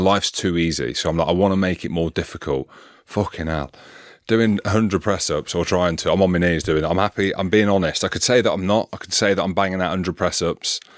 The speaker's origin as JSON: {"language": "English", "town": "Coventry", "region": "West Midlands", "country": "United Kingdom", "tie": "born or raised there", "said": "I grew up in Coventry in the Midlands."}